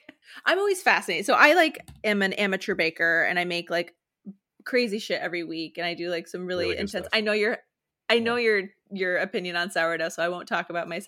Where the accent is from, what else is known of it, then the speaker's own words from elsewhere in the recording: Boston, Massachusetts, United States; I'm from the Boston area originally, so I saw it.